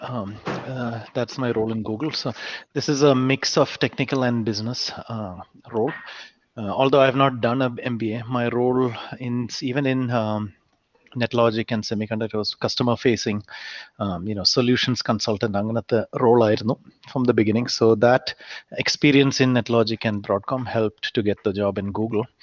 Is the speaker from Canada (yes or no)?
no; Kuwait; moved away; also born or lived in India; so I was not born in India actually. I was born in Kuwait. So mm. in my whole school time, I was in Kuwait